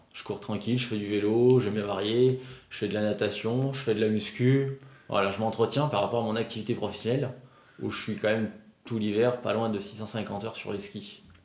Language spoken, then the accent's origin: French; Albertville, Auvergne-Rhône-Alpes, France; also born or lived in South Korea; Moi je suis d'Albertville, mais j'ai toujours skié au Saisy, dans le Beaufortin, depuis l'âge de 3 ans